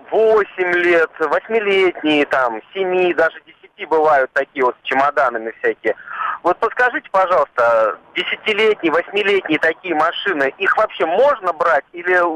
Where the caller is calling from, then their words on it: Zelenograd, Moscow, Russia; Э, я из Зеленограда, ну, из, из-под Зеленограда